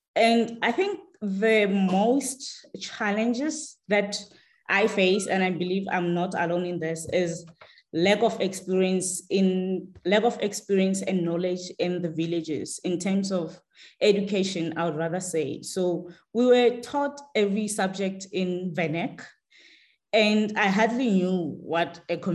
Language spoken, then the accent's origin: English; Sansloot, Ramabusela, Limpopo, South Africa; I was born and grew up in a small village called Sansloot in Ramabusela in Limpopo